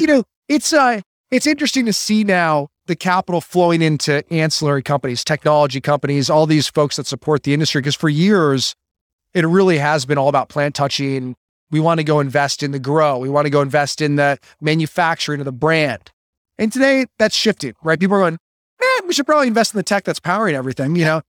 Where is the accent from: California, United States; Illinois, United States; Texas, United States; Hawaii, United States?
Illinois, United States; Chicago; I grew up in Illinois